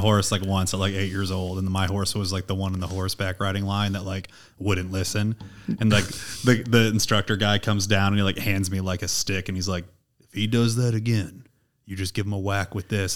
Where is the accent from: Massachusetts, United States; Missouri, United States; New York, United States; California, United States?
Missouri, United States; St. Louis; I'm from Saint Louis